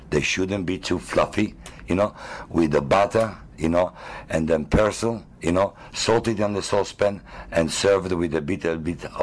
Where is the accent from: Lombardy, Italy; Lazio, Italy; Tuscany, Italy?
Lombardy, Italy; Milan; I am uh, from a beautiful uh, country called Italy that everyone knows for the art, the history, and the literature. And I'm from Milan, the business capital of the entire Italy